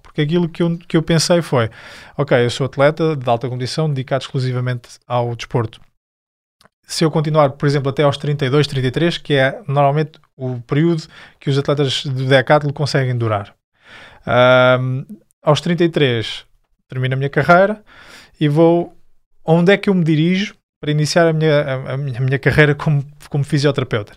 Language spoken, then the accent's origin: Portuguese; Fátima, Centro, Portugal; Eu sou de Fátima